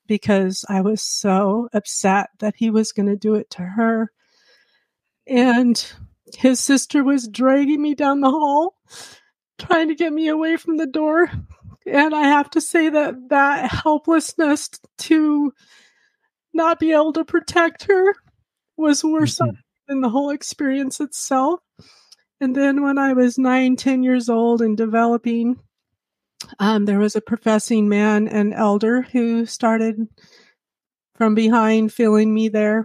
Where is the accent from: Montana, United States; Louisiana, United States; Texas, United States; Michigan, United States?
Montana, United States; I professed at Manhattan Convention because I grew up in Montana